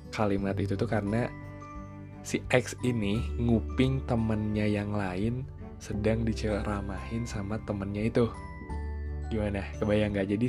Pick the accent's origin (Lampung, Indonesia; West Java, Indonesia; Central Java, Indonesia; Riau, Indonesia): West Java, Indonesia; Cimahi; makan di Cimahi aja deh gitu di kotaku